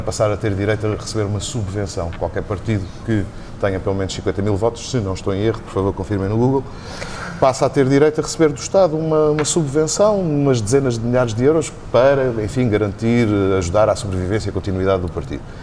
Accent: Azores, Portugal; moved away as an adult; now in Lisbon, Portugal; sou açoriano

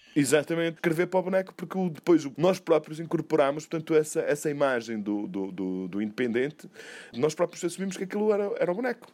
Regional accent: Douro, Portugal; tenho 54 anos, nasci no Douro

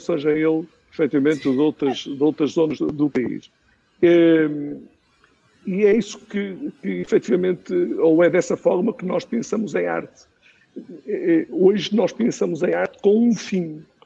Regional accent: Aguiar da Beira, Centro, Portugal; eu sou do Chico da Guarda, sou da Guiar da Beira e tenho muito orgulho de ser do Conselho da Guiar da Beira

